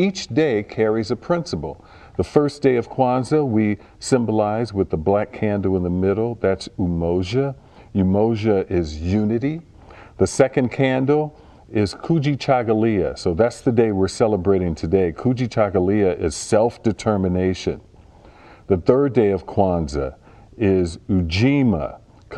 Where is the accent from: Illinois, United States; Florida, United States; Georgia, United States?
Illinois, United States; Chicago; I was a child growing up in Chicago